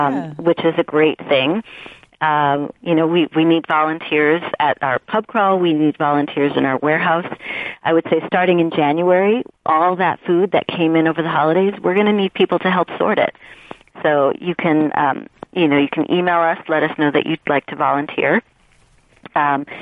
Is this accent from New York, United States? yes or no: yes; New York, United States; now in Los Angeles, United States; I'm originally from New York. And I'm Puerto Rican and I'm from the Bronx